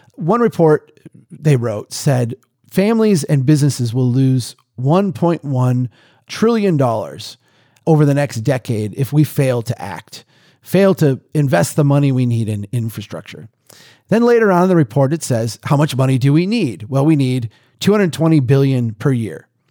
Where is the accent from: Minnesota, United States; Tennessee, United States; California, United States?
Minnesota, United States; we here in, in my home state